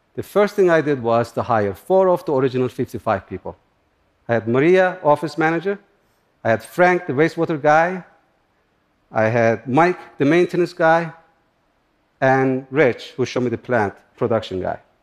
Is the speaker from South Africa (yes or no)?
no; Turkey; English is a second language; now in United States; I grew up in Turkey, in similar environment, near the Kurdish mountains.